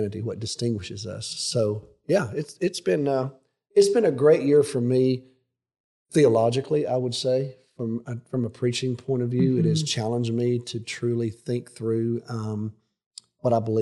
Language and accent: English; Alabama, United States; growing up in Alabama